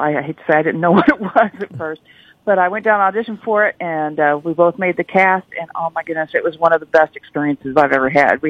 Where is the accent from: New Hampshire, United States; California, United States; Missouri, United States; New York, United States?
Missouri, United States; Hannibal; moved away as an adult; also born or lived in Poplar Bluff, Missouri / Cape Girardeau, Missouri; now in Sikeston, United States; originally I'm from Hannibal, Missouri, born and raised there. I moved down to the Sykeston area, well, actually Southeast Missouri area, when I first graduated from college. My first teaching job was in Poplar Bluff, Missouri.